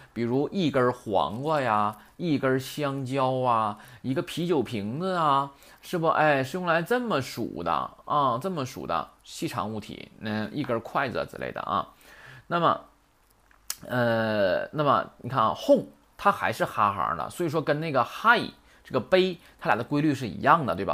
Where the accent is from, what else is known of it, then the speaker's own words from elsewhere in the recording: China; 我们中国人